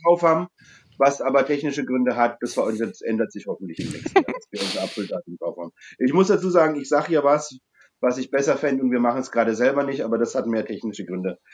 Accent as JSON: {"language": "German", "area": "Franconia", "region": "Bavaria", "country": "Germany", "said": "als Franke"}